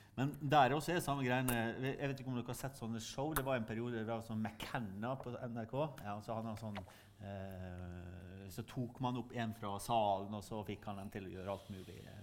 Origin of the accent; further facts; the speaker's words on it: Sunnmøre, Møre og Romsdal, Norway; Der jeg kommer fra på Sunnmøre